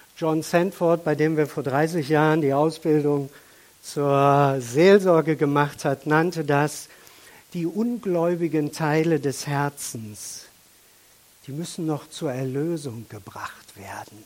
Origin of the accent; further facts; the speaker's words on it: Germany; auch wir als Deutsche